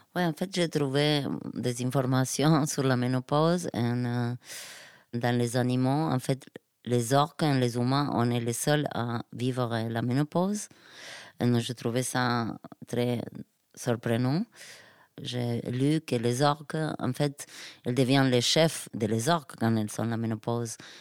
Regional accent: Argentina; French is a second language; moved away; de chez moi en Argentine.

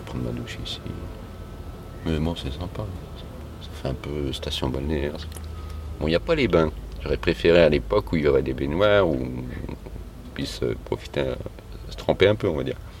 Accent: Lyon, Auvergne-Rhône-Alpes, France; la base je suis de Lyon.

